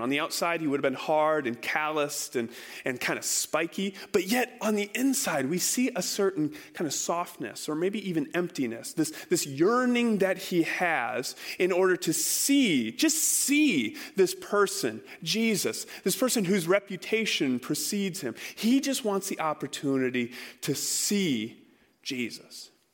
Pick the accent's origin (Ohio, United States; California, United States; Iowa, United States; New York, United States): Iowa, United States; I grew up in Iowa.